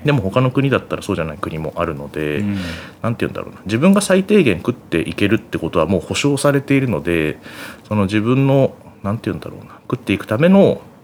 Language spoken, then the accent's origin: Japanese; Yokohama, Kanagawa, Japan; 実家があの横浜の鶴見にあるんですけど